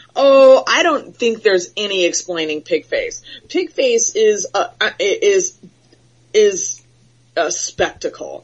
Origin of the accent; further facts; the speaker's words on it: Florida, United States; I'm from Florida. I was born and raised in Florida, so I'm a hothead